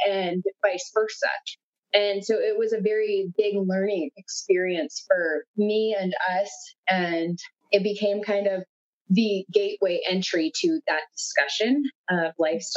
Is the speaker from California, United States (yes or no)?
no; South Dakota, United States; moved away; we are originally from South Dakota.